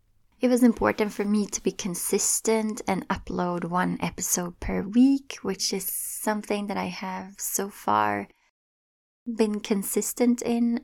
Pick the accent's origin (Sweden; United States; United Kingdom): Sweden; English is a second language; moved away as an adult; now in Toronto, Canada; Right now, I live in Toronto, Ontario. I moved here from Sweden when I was in my early 20s, and I remember how scary it could be speaking a language that wasn't my native language, and how strong my accent was at the time